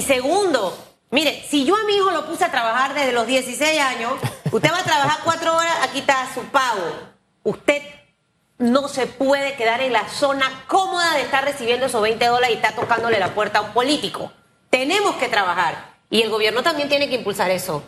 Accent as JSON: {"language": "Spanish", "country": "Panama", "said": "esos somos los panameños"}